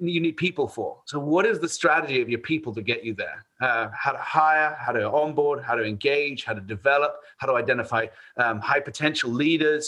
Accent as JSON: {"language": "English", "town": "Bath", "region": "South West England", "country": "United Kingdom", "moved": "as an adult", "lives_now": "United States", "said": "I am from Bath, England, about 100 miles west of London"}